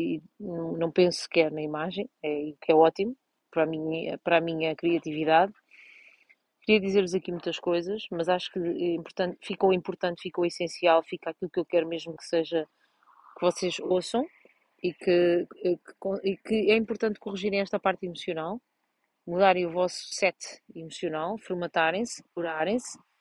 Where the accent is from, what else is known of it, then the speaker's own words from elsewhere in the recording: Portugal; moved away; vim a Vozelas, estou na, na, minha terra natal